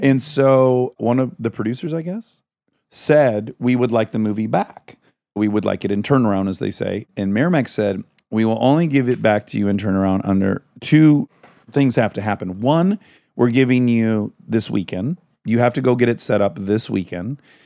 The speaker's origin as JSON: {"language": "English", "area": "suburb of Detroit", "region": "Michigan", "country": "United States", "said": "I'm from kind of very working class area, uh, suburb of Detroit"}